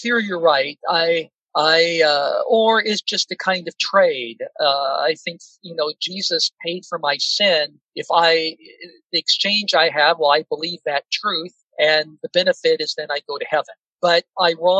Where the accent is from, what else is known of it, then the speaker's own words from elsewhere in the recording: Seattle, Washington, United States; I grew up in Seattle, Washington, a very secular environment